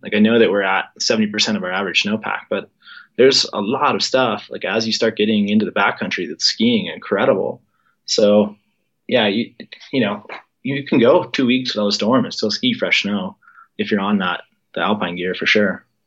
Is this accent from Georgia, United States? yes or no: no; Colorado, United States; growing up in Colorado